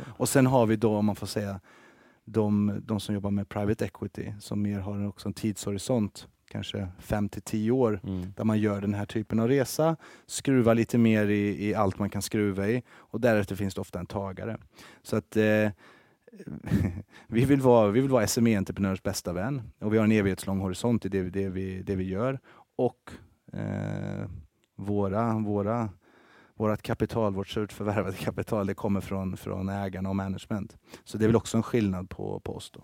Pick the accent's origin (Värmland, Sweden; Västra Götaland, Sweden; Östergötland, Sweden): Värmland, Sweden; Karlstad; moved away as an adult; also born or lived in Helsingborg; now in Stockholm, Sweden; jag är uppväxt i Karlstad eh, i Värmland